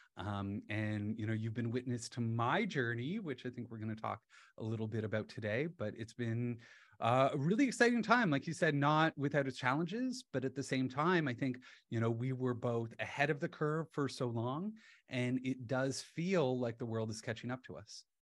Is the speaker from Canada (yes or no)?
yes; London, Ontario, Canada; moved away as an adult; also born or lived in Halifax, Nova Scotia / Sweden; now in Toronto, Canada; I grew up in London, Ontario, with my dad in the investment industry